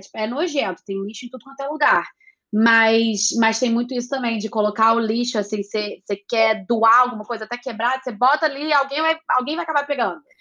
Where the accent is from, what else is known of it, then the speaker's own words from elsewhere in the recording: Brazil; moved away as an adult; also born or lived in New York, United States; eu cresci com cachorro no Brasil